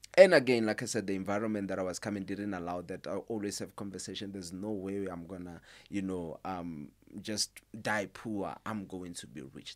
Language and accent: English; Limpopo, South Africa; moved away; I'm originally from Limpopo.